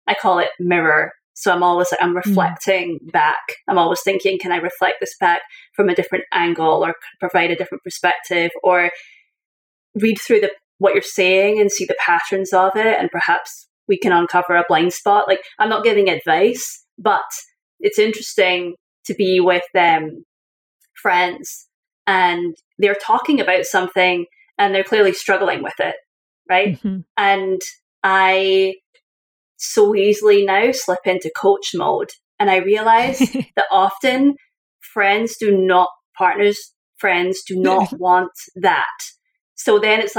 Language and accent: English; Scotland, United Kingdom; moved away as an adult; also born or lived in Syracuse; now in United States; I was a Scottish person living in Scotland